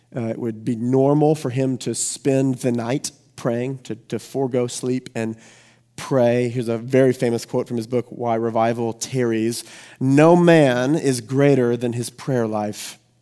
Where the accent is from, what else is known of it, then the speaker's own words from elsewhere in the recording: the Bible Belt, United States; I grew up here in the Bible Belt